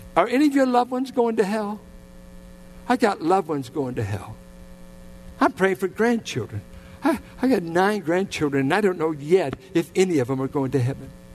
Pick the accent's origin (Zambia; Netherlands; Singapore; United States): United States; Richmond; I grew up in the Richmond Triangle.